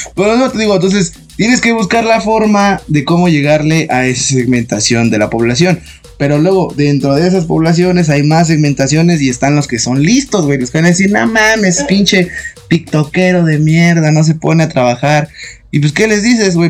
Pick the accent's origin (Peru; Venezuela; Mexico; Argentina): Mexico; somos mexicanos